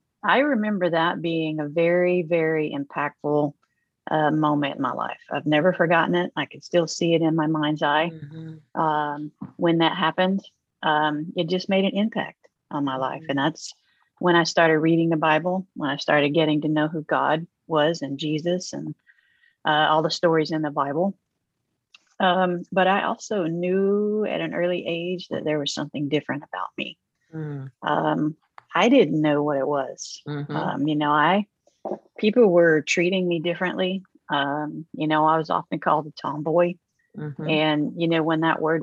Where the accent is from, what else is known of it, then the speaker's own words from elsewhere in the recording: Oklahoma, United States; I grew up in Oklahoma